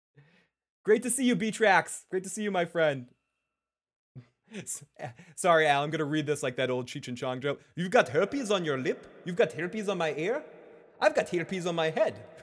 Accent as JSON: {"language": "English", "town": "Boston", "region": "Massachusetts", "country": "United States", "accent": "Boston", "said": "my Boston accent"}